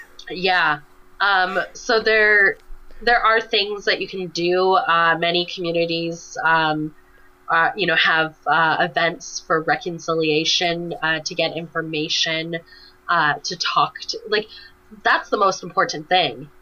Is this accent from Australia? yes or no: no; Canada; being a Canadian